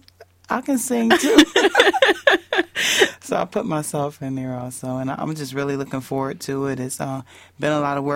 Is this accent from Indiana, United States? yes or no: yes; Indiana, United States; moved away; Indiana because that's where my hometown